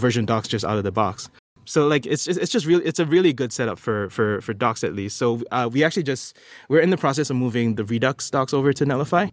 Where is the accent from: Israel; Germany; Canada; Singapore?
Singapore; I'm from Singapore.